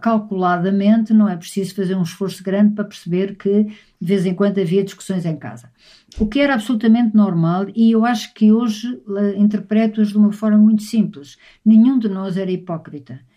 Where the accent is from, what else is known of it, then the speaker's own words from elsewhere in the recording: Lisbon, Portugal; a casa onde eu nasci, em Lisboa, no Alto São João